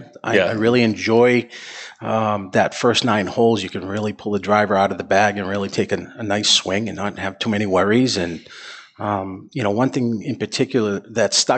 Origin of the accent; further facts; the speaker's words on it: Salem, New Hampshire, United States; I've been a lifelong resident of Salem. I grew up in Salem